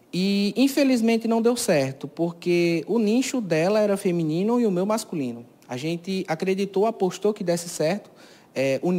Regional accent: Cajazeiras, Paraíba, Brazil; É, eu nasci aqui mesmo, na cidade, né? Sou natural daqui de Cajazeiras, é, resido na, no distrito de Serra da Arara

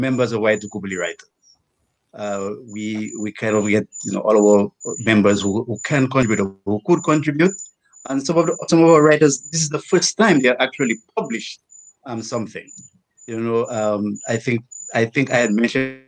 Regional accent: Dominica; also born or lived in United States; I was born here in Dominica, the Kalinago Territory

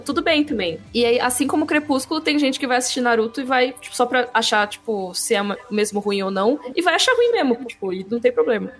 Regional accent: São Paulo, Brazil; Eu cresci em São Paulo

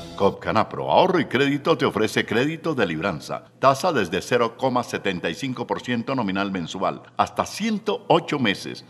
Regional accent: Colombia

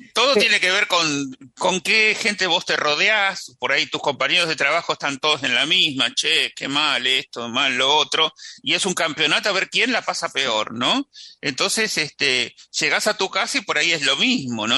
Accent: Argentina; tenemos los argentinos

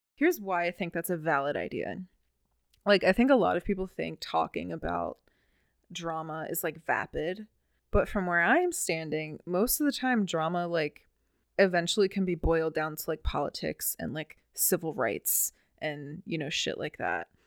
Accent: Baltimore, Maryland, United States; I'm from Baltimore City

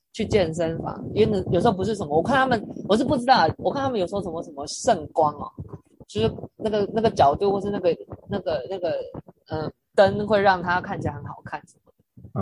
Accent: Taiwan; 我是台湾人

